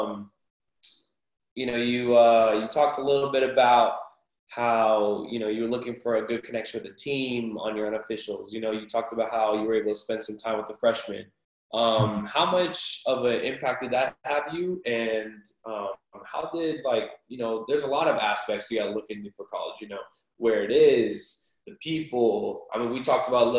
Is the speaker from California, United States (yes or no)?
yes; California, United States; moved away as an adult; also born or lived in Iowa; we're from California